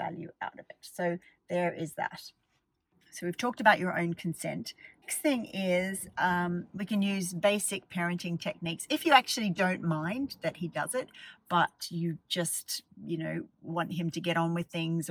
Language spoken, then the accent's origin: English; Australia; I grew up in Australia.